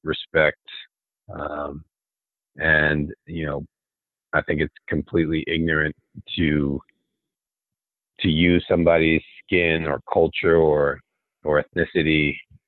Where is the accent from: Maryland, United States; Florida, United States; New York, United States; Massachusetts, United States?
Maryland, United States; Olney; I came from Olney, Maryland. You've probably never heard of that city. Olney, Maryland, a nobody